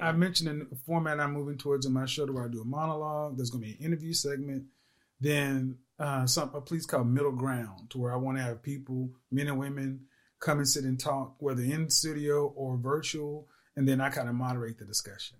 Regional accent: Oklahoma, United States; I'm from Oklahoma

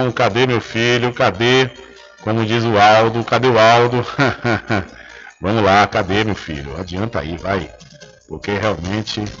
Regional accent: Brazil; nós somos brasileiros

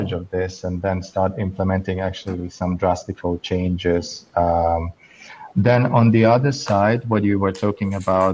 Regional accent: Florence, Tuscany, Italy; I grew up in Florence, in Tuscany

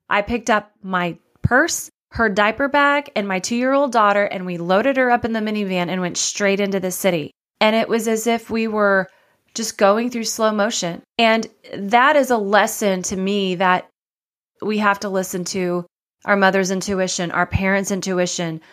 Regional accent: Dallas, Texas, United States; also born or lived in Waco, Texas / Austin, Texas / Miami; I grew up in Dallas, Texas

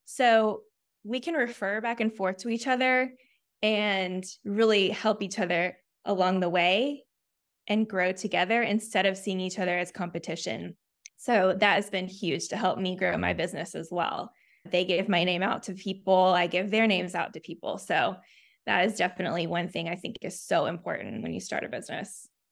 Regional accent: Chattanooga, Tennessee, United States; moved away as an adult; also born or lived in Auburn, Alabama / Memphis, Tennessee; now in Nashville, United States; I grew up in Chattanooga, Tennessee

